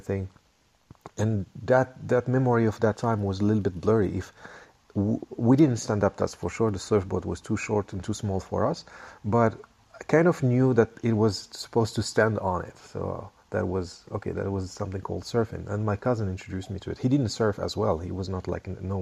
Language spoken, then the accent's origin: English; Rabat, Rabat-Salé-Kénitra, Morocco; I grew up there in Rabat, the capital of Morocco